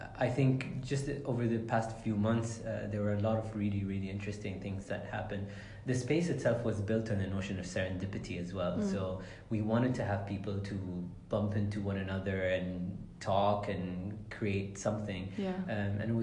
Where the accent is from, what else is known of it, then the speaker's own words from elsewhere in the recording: Sharjah, United Arab Emirates; growing up in this building, there was a toy store called Wonder World